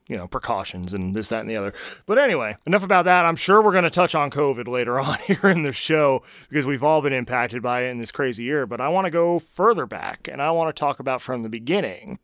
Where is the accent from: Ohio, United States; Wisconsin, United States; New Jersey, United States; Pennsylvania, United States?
New Jersey, United States; now in Nashville, United States; I'm from New Jersey